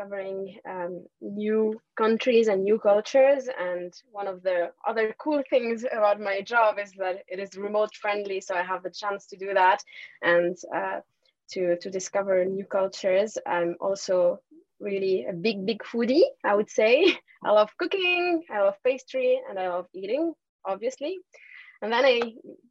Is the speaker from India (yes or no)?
no; Tunisia; moved away as an adult; also born or lived in Paris, France; now in France; I'm actually from Tunisia. I grew up in Tunisia and I came to France when I was 18 years old